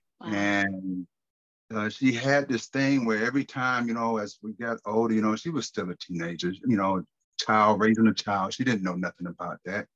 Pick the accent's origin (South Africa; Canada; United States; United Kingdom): United States; Growing up in Carolina, you know, watching my grandmother own the juke joint